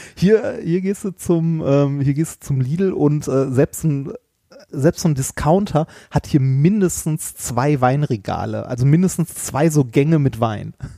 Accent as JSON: {"language": "German", "town": "Essen", "region": "North Rhine-Westphalia", "country": "Germany", "tie": "born or raised there", "moved": "yes", "said": "als ich noch in Essen gewohnt habe, bin ich in Essen-Altendorf aufgewachsen"}